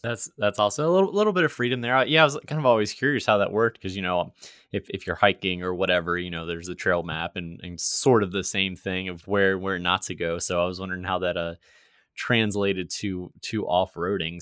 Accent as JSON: {"language": "English", "region": "Virginia", "country": "United States", "moved": "yes", "said": "I'm actually originally from Virginia, not West Virginia"}